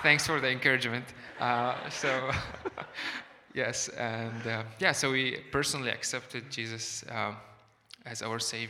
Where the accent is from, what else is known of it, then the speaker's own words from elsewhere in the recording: Syria; moved away as an adult; We grew up in Syria, and since early age, my parents led the church